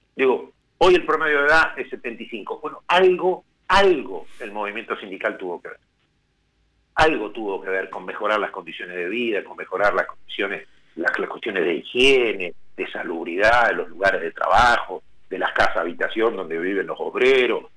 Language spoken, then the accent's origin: Spanish; Plottier, Neuquén, Argentina; yo soy neuquino, nacido en una hermosa localidad que es Plotier